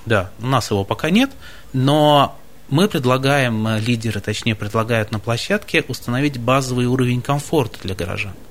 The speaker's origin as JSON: {"language": "Russian", "town": "Baltiysk", "region": "Kaliningrad Oblast", "country": "Russia", "tie": "born or raised there", "moved": "yes", "said": "Совсем не красноярец. Я из самого западного города страны, из города Балтийска"}